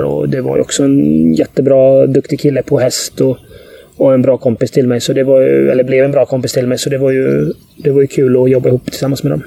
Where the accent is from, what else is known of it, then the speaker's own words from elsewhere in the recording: Gothenburg, Västra Götaland, Sweden; jag växte upp på Hisingen